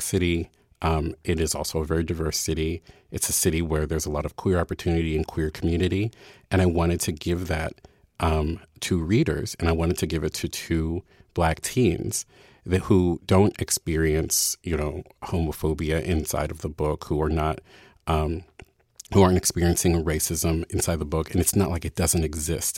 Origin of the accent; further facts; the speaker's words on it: Baltimore, Maryland, United States; moved away as an adult; I was from Baltimore